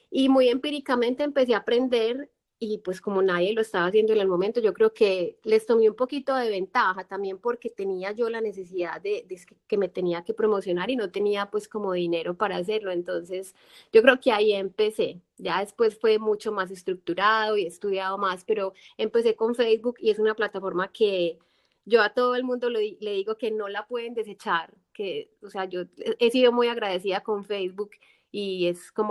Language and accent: Spanish; Colombia; moved away; este no es, este no es mi país y no es mi tierra, entonces para, no, para que no me haga mucha falta Colombia